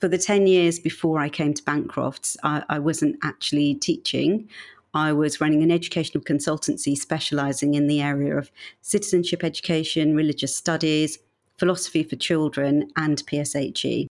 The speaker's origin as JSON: {"language": "English", "town": "Birmingham", "region": "West Midlands", "country": "United Kingdom", "also_born_or_lived": "Manchester / London", "moved": "as an adult", "said": "I'm actually from Birmingham"}